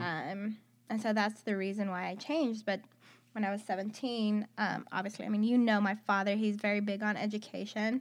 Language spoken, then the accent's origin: English; Athens, Attica, Greece; moved away as an adult; also born or lived in Houston, Texas / Kansas; I am from Athens, Greece. I was born in Athens.